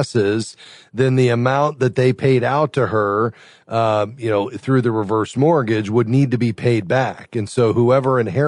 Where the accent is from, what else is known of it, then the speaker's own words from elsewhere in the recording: Fort Lauderdale, Florida, United States; my hometown, Fort Lauderdale, Florida